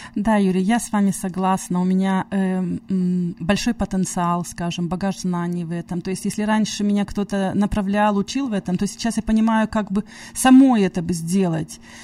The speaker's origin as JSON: {"language": "Russian", "country": "Russia", "moved": "yes", "said": "я сама из России"}